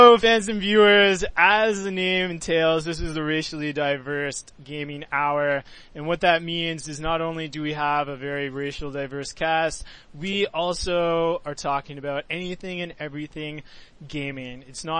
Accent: Canada; because I'm from Canada

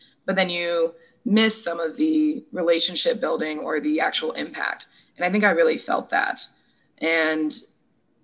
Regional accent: Cumberland, Rhode Island, United States; moved away as an adult; also born or lived in Syracuse, New York; now in Charlottesville, United States; I'm from a town called Cumberland, Rhode Island

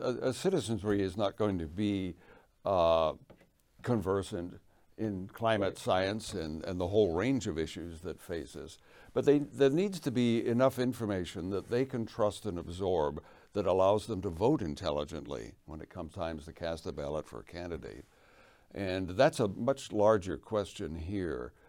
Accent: England, United Kingdom; moved away; I was born in England

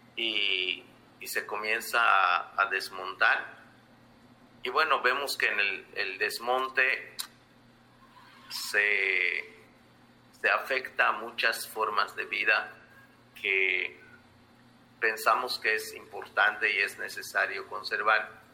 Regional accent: Yucatán Peninsula, Mexico; soy maya de la península de Yucatán

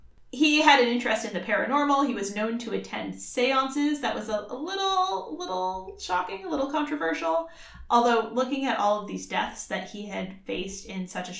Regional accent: Worcester, Massachusetts, United States; my hometown of Worcester, Massachusetts

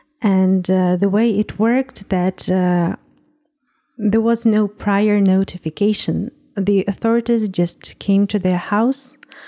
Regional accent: Western Ukraine, Ukraine; I was born in Ukraine. In Western Ukraine, that's mm-hmm. Close to Poland and Belarus.

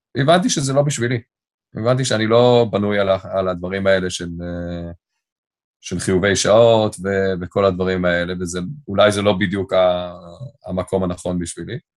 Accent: Tel Aviv, Tel Aviv District, Israel; first language English; Hebrew is a second language; also born or lived in London; גדלתי ברמת אביב

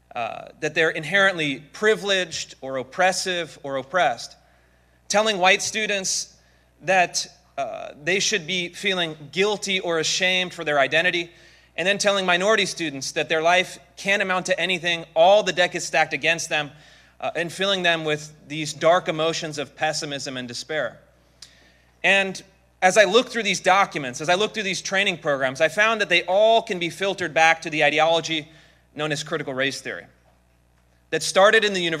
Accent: Seattle, Washington, United States; I come from the Seattle, Washington area in the slightly less free state of Washington.

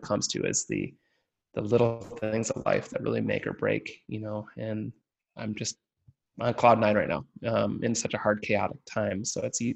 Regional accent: Michigan, United States; I'm born and raised in Michigan, have not left this great state

